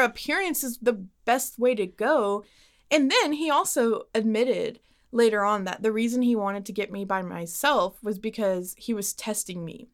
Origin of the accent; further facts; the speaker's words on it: Dallas, Texas, United States; I'm born and raised in Dallas